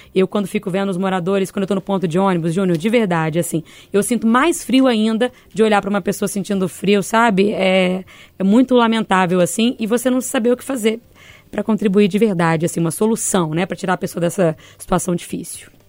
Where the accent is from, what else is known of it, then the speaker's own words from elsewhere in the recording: Bahia, Brazil; moved away; Cresci na Bahia, 40 graus diários